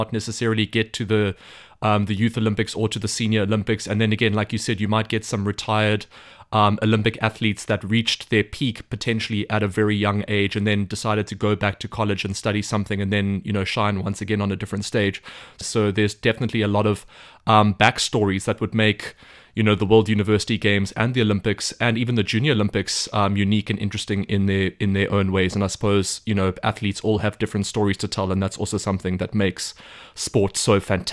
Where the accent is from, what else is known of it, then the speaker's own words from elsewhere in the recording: South Africa; as a South African, water polo is a very popular school sport where I'm from.